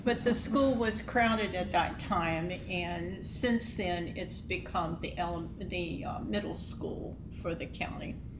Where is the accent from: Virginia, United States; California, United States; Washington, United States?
Virginia, United States; Luray; I've lived here all my life in Luray. I was born here in the Luray Hospital